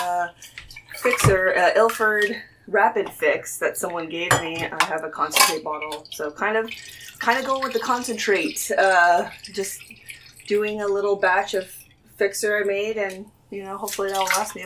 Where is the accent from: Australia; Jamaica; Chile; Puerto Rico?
Chile; I'm from Chile